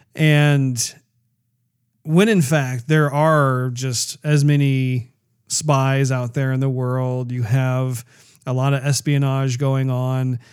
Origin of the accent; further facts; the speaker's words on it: United States; as an American